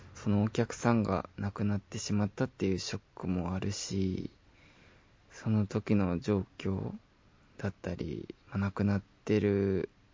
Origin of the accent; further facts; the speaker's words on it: Shizuoka, Japan; moved away; 静岡、地元に帰ろう